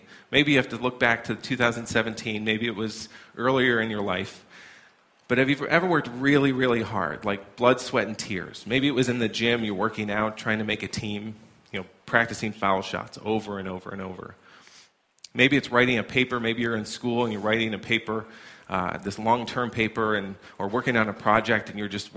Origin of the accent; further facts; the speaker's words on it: New York, United States; moved away as an adult; now in New Hampshire, United States; I'm from New York originally